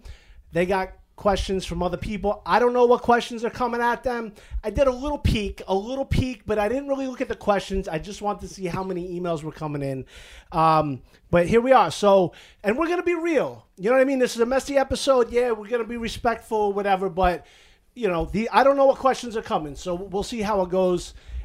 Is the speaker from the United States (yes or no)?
yes; Garfield, New Jersey, United States; Oh, this town, Garfield, New Jersey.